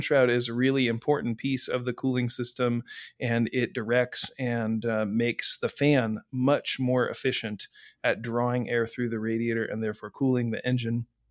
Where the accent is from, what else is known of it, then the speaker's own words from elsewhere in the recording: Midwest, United States; I grew up, I grew up in the Midwest, and the Midwest is part of the salt belt